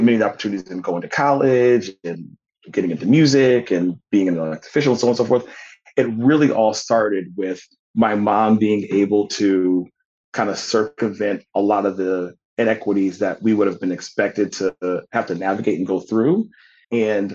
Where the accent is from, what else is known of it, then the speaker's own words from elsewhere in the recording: United States; the members of my community that I grew up in back in Woodbury Circle